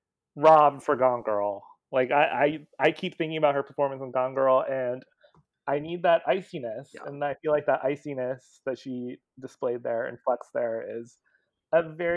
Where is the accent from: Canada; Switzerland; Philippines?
Philippines; as a Filipino who likes to see more Filipinos in Hollywood.